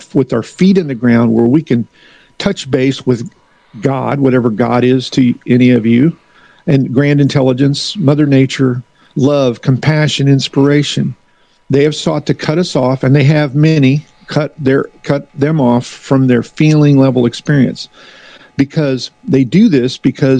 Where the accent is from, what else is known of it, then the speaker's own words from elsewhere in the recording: the Ozarks, United States; now in Philadelphia, United States; I'm from the Ozarks.